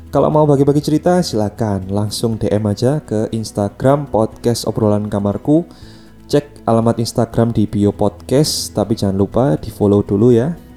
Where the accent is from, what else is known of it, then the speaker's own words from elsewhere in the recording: Java, Indonesia; accent: Javanese (medok); jadi akun saya yang dulu itu dari Jawa ya jadi kalau aksen saya kerasa Jawa atau medok ya maklum aja ya maklum aja